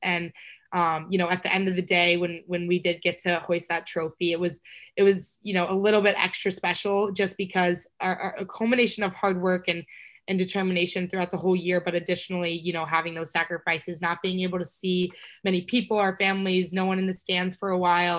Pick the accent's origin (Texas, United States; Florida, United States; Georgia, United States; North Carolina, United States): Texas, United States; I'm from Texas